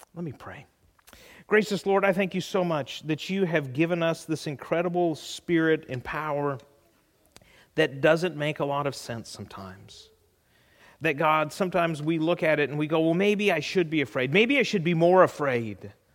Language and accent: English; California, United States; moved away; growing up in California